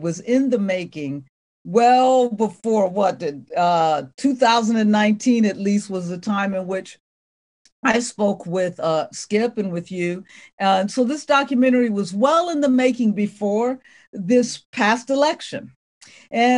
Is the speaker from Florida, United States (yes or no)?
no; Ohio, United States; I'm from Ohio